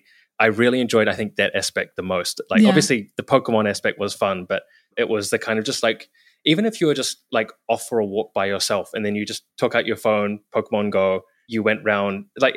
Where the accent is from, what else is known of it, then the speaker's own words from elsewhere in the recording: New Zealand; like I was from New Zealand, but like I happened to be in San Francisco and Seattle and Vancouver at that time.